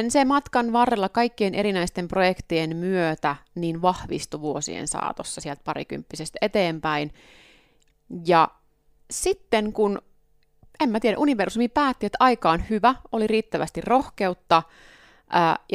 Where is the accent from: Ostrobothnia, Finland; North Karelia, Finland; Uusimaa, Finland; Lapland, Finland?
Ostrobothnia, Finland; Pohjanmaat, missä mä oon kotoisin, siellä on myöskin paljon navettakirppiksiä ollut.